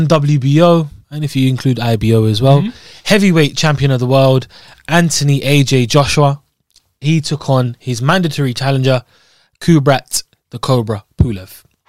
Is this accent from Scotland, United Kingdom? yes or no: yes; Scotland, United Kingdom; I'm from regionally. I'm from Scotland